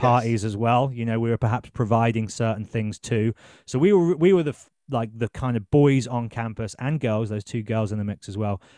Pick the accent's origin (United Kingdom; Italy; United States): United Kingdom; Birmingham, West Midlands; also born or lived in Exeter; I'm from Birmingham